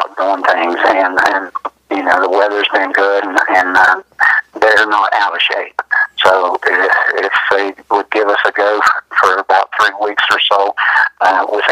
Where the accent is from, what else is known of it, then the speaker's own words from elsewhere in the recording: Ripley, United States; I grew up in Ripley here and played baseball all my life